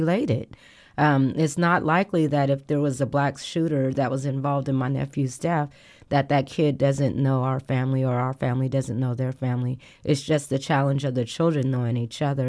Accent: Portland, United States; moved away; also born or lived in Texas; I was born and raised in Portland

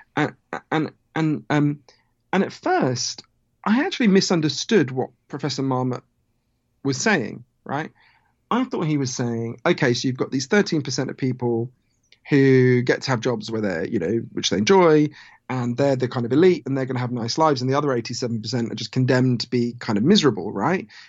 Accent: United Kingdom; accent: Downton Abbey; also born or lived in United States; my weird downtown Abbey accent, I, I'm from Britain, although I spend a lot of time in the U S

